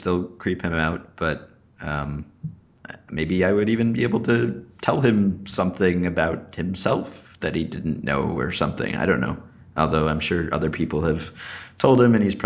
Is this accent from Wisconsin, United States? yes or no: no; New York, United States; I'm a New Yorker